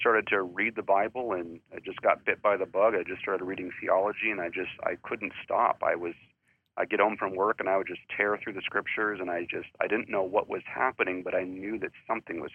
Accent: Gilmanton Iron Works, New Hampshire, United States; also born or lived in Pennsylvania; I'm born and raised in New Hampshire

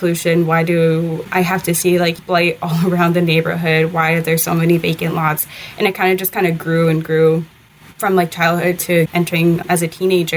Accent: Detroit, Michigan, United States; I grew up born and raised in Detroit, the southwest side of the city

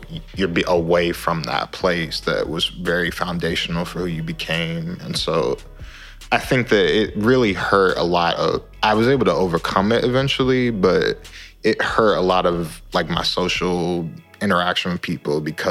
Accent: Baltimore, Maryland, United States; now in St. Louis, United States; I grew up in Baltimore before I moved to St. Louis

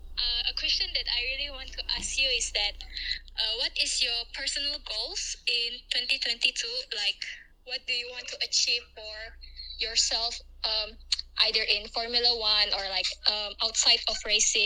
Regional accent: Indonesia; I'm from Indonesia

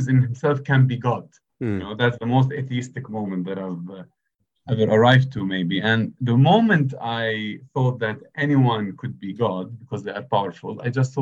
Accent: Bethlehem, West Bank, Palestine; moved away as an adult; also born or lived in Jerusalem; I was born in Jerusalem and grew up in Bethlehem, a Roman Catholic family.

